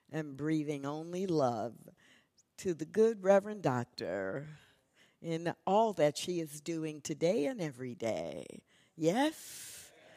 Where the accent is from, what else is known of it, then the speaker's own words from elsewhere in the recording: Missouri, United States; now in Texas, United States; I grew up in Missouri